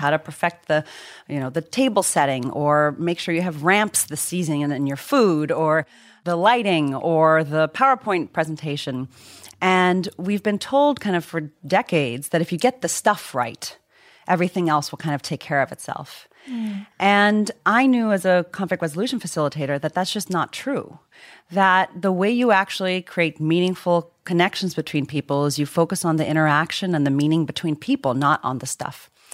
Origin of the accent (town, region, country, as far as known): Virginia, United States; born or raised there; also born or lived in Zimbabwe